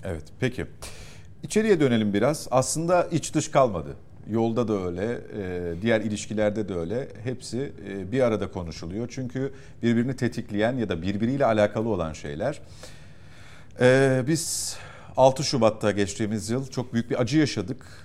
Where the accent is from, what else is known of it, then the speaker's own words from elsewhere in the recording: Istanbul, Turkey; Şimdi ben İstanbul'da yaşıyorum uzun süredir. İstanbul'da doğduğum için burası benim şehrim.